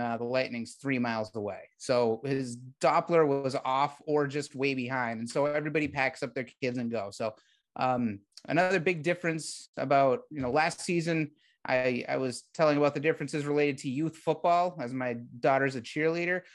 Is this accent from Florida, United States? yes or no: no; Massachusetts, United States; moved away as an adult; now in Texas, United States; I'm from Massachusetts